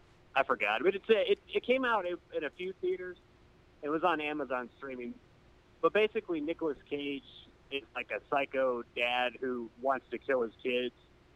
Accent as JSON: {"language": "English", "town": "Corning", "region": "New York", "country": "United States", "tie": "born there", "also_born_or_lived": "Indiana / Mississippi", "moved": "yes", "lives_now": "Texas, United States", "said": "Well, I was born in Corning, New York, so not too far from where you are."}